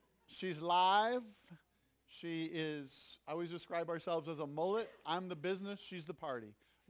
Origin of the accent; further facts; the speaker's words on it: Tacoma, Washington, United States; I hail from Tacoma, Washington, where it's known for the aroma of Tacoma.